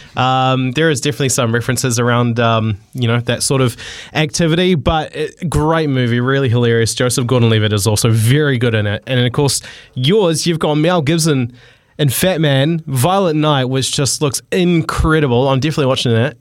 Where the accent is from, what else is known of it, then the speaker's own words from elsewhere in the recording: New Zealand; growing up on Christmas in the '90s in New Zealand